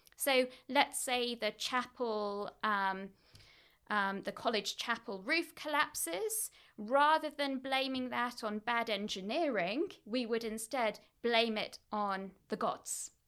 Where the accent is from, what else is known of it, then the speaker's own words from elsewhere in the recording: Oldham, North West England, United Kingdom; moved away; I grew up in Manchester, actually East Manchester, a town called Oldham